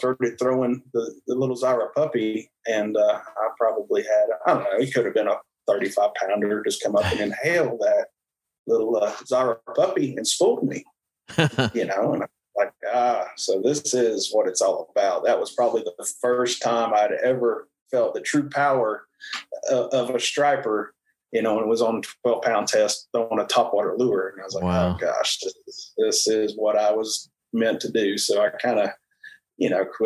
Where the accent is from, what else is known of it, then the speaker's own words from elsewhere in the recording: Bull Run steam plant on Melton Hill Lake, Tennessee, United States; I grew up around the Bull Run steam plant on Melton Hill Lake